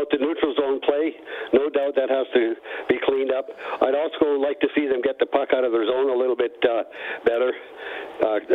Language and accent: English; Calgary, Alberta, Canada; moved away as an adult; now in Edmonton, Canada; I'm 61 years old. I grew up in Calgary. I've been in Edmonton for 30 years, so I basically spent half my life in Calgary, half my life in Edmonton.